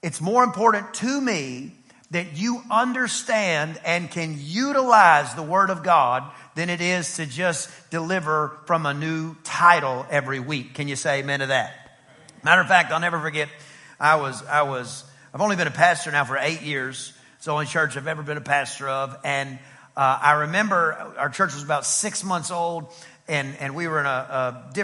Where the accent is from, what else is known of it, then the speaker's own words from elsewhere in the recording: East Texas, United States; I'm from East Texas and Greek and Hebrew is not taught where I'm from.